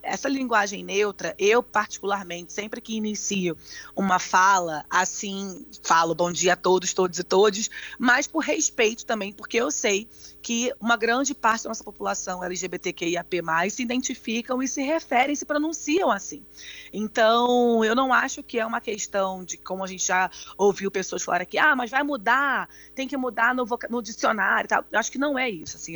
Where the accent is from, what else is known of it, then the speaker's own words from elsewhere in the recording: Brazil; moved away; also born or lived in United States; sendo brasileira nos Estados Unidos